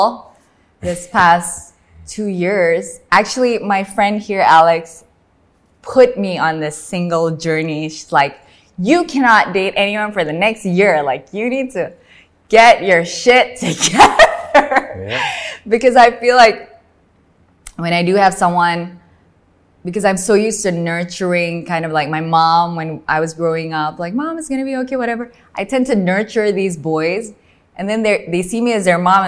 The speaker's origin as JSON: {"language": "English", "town": "Medan", "region": "North Sumatra", "country": "Indonesia", "tie": "born or raised there", "said": "I come from Medan in Sumatra."}